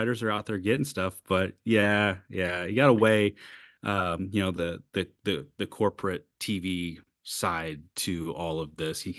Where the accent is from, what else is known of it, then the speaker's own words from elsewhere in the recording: Illinois, United States; growing up in Illinois, in fucking buttfuck Egypt, Illinois.